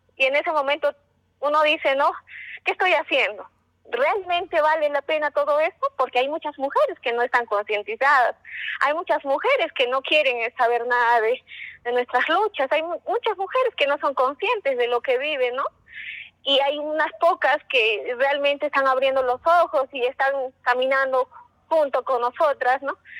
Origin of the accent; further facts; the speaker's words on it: Cusco, Peru; Un saludo desde el Cusco.